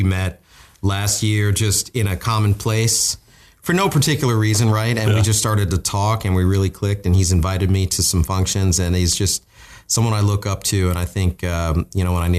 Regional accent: Virginia, United States; I'm from Virginia.

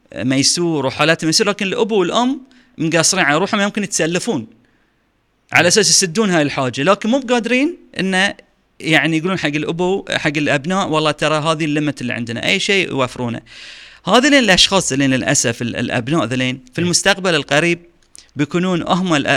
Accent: Bahrain; عندنا في البحرين

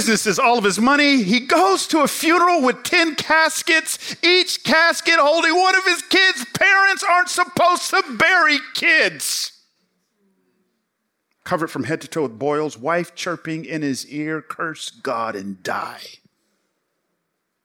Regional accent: Atlanta, Georgia, United States; also born or lived in College Park, Georgia / Memphis; I grew up in Atlanta

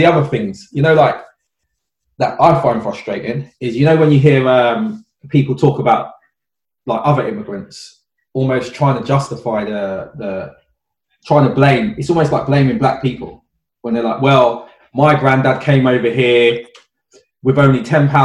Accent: United Kingdom; as a British black person, I know my family's from St. Kitts and Jamaica

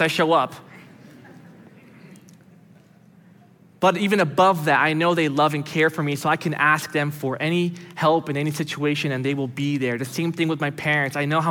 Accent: United States; also born or lived in Brazil; I was born in Brazil and moved here when I was 5 years old. And so although I grew up here most of my life

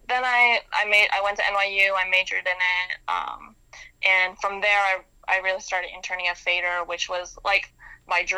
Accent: Maryland, United States; moved away as an adult; now in New York, United States; I grew up in Maryland outside of D.C.

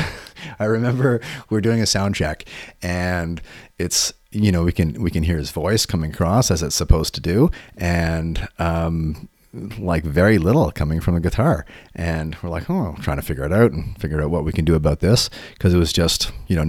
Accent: Toronto, Ontario, Canada; growing up in Toronto

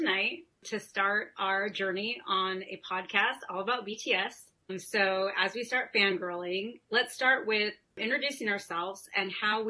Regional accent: Fresno, California, United States; I'm from Fresno, California

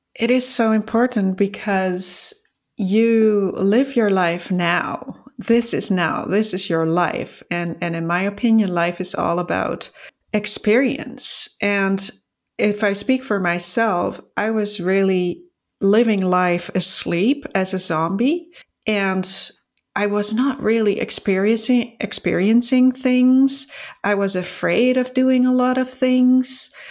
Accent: Netherlands; moved away as an adult; now in Canada; I was born in the Netherlands and, uh, at thirty, I moved with my husband to Canada

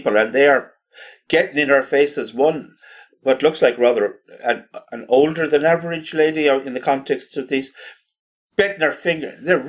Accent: Ireland; a place like Ireland where we have an unarmed police

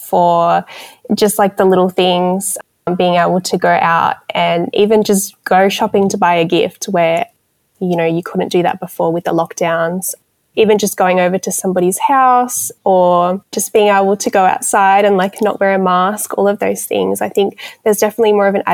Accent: Melbourne, Victoria, Australia; moved away; also born or lived in Newcastle, New South Wales; I am originally from Melbourne, and then I moved to Newcastle with my mum, and I lived there for 10 years, and then I just moved back to Melbourne.

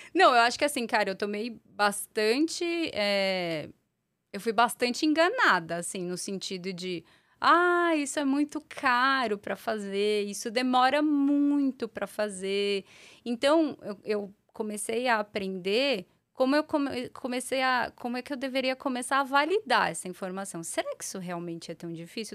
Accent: São Paulo, Brazil; also born or lived in Portugal; eu sou eu sou paulistana da Gema, uhum. né? Nasci, morei boa parte da minha vida por aqui

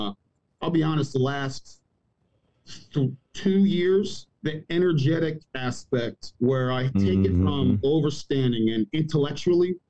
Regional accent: Maryland, United States; moved away as an adult; also born or lived in Abu Dhabi / Germany / Georgia; now in Cartersville, Georgia, United States; I'm originally from Maryland.

